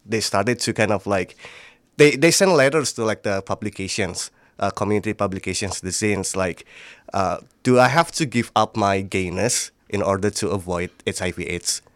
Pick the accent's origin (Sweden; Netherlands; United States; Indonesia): Indonesia; Magelang, Central Java; I'm from Indonesia, uh, Magelang, basically, like, in the central part of, like, Java.